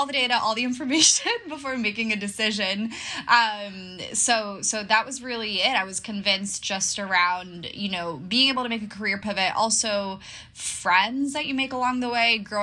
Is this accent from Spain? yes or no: yes; Barcelona, Catalonia, Spain; moved away as an adult; also born or lived in Boston / London; now in New York, United States; I'm originally from Barcelona, Spain, but I've been living away from home for a while.